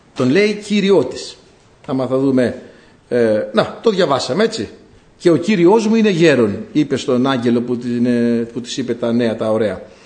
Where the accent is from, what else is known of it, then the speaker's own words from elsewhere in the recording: Greece; κατάγομαι από ένα χωριό που έχει βγάλει την πρώτη γυναίκα κοινοτάρχη στην Ελλάδα